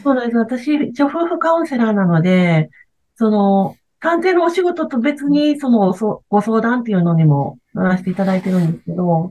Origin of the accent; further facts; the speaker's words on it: Wakayama, Japan; その和歌山はやっぱり自分が生まれ育った町